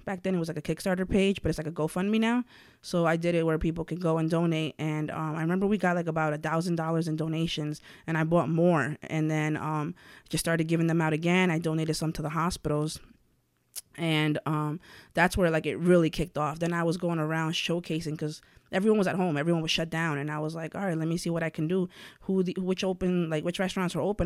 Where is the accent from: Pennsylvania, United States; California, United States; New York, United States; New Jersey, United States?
New York, United States; White Plains; also born or lived in Puebla, Mexico; born there and then raised out here in White Plains